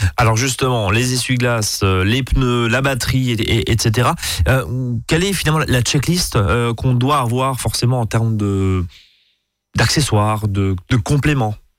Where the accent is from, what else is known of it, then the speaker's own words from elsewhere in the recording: Alsace, Grand Est, France; chez nous en Alsace